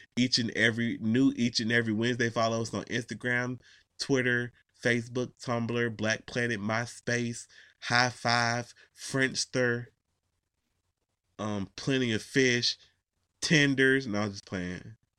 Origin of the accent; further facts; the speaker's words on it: Georgia, United States; I'm from Georgia